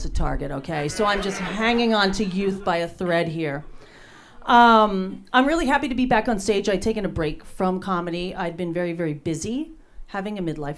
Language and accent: English; New Jersey, United States; now in Los Angeles, United States; I was born and raised in New Jersey.